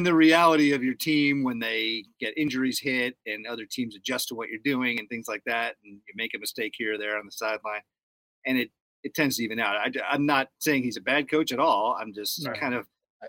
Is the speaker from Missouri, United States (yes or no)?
no; New York, United States; moved away; I am from New York originally.